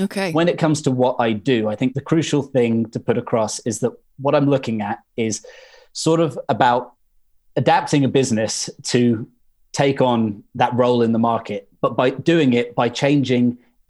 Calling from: Suffolk, East of England, United Kingdom; I'm calling in from Suffolk, although I was back in London last week

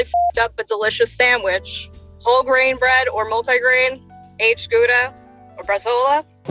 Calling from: New York City, New York, United States; I am calling from the wonderful New York City

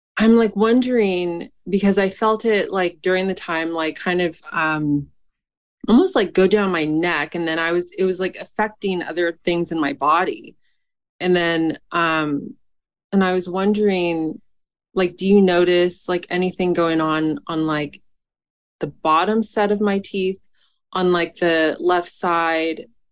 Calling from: San Francisco, California, United States; I'm calling from San Francisco

